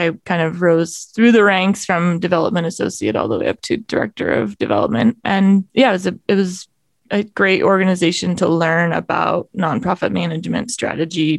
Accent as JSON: {"language": "English", "region": "Maine", "country": "United States", "tie": "born or raised there", "also_born_or_lived": "Boston / Kodiak Island, Alaska", "moved": "as an adult", "lives_now": "Jackson Hole, United States", "said": "So I grew up in Maine. I'm from New England"}